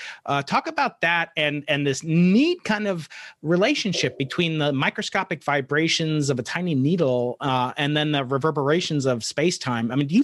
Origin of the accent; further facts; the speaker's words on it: New York, United States; I am from New York